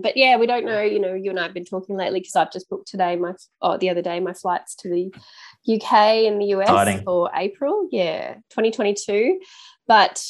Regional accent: Australia; Being Australian, we like to do that.

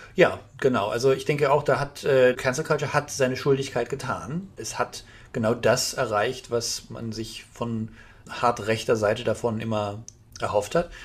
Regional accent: Germany; ich rede jetzt mal als Deutscher

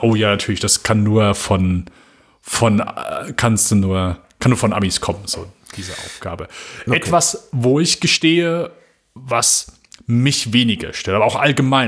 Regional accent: Germany; bei uns in Deutschland

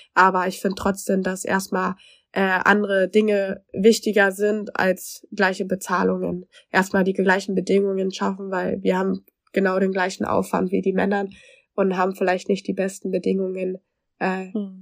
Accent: Germany; ich als Deutsche

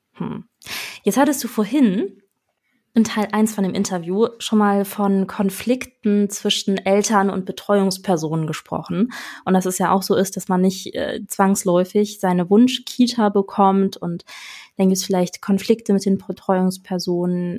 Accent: Northern Germany, Germany; Bei uns im Norden

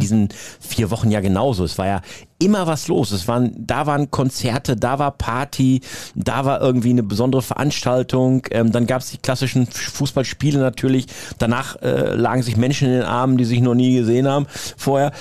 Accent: Münsterland, North Rhine-Westphalia, Germany; ich ja als Münsterländer

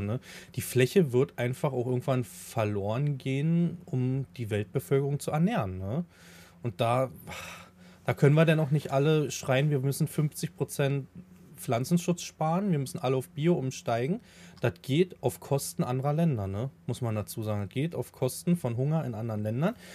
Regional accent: Havelland, Brandenburg, Germany; ich komme ja aus dem Hafeland

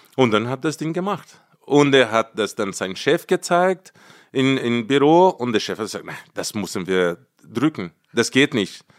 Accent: Brazil; German is a second language; moved away as an adult; now in Munich, Germany; Ich will jetzt endlich zurück nach Brasilien, zu meiner Heimat, mein Land

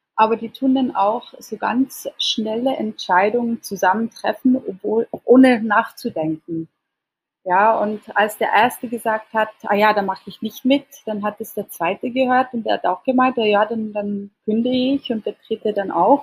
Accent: Switzerland; now in Indonesia; als Schweizerin

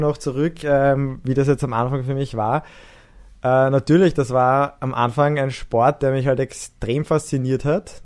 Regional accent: Vienna, Austria; bei uns in der Siedlung, wo ich aufgewachsen bin, im 14. Bezirk

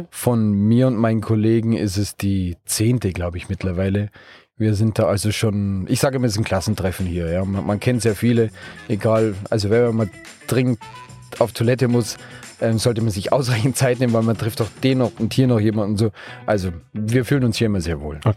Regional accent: Bavaria, Germany; Wir kommen aus aus Bayern, aus der Region München, vielleicht hört man es mir im Dialekt auch an, da ist Österreich nicht mehr so als Ausland.

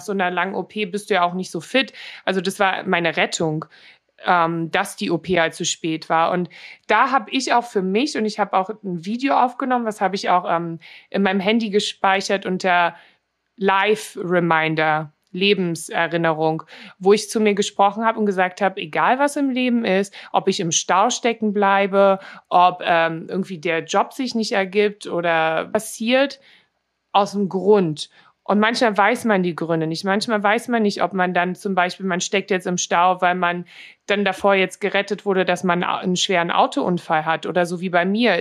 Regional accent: Berlin, Germany; accent: Berliner; moved away as an adult; now in Los Angeles, United States; ich bin halt in Berlin aufgewachsen, ne? Auch hier in Neukölln

